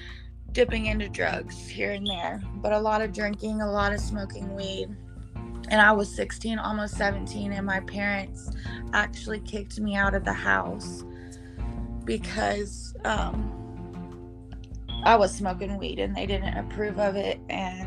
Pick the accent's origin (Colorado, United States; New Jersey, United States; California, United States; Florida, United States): California, United States; Paradise; I was born in Paradise, California. Born and raised there